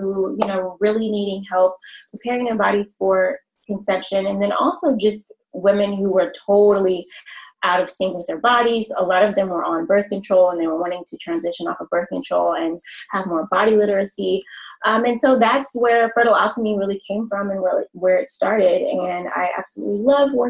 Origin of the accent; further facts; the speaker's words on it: Oklahoma City, Oklahoma, United States; moved away as an adult; now in Houston, United States; I am originally from Oklahoma City. I moved to Houston 5 years, actually 6 years ago this month